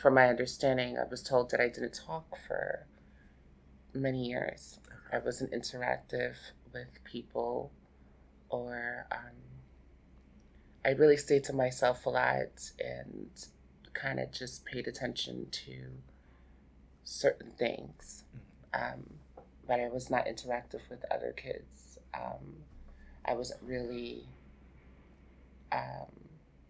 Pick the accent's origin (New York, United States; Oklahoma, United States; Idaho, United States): New York, United States; New York City; also born or lived in Boston, Massachusetts / New Jersey; I basically grew up here in Brooklyn, New York, and New Jersey, actually, at a young age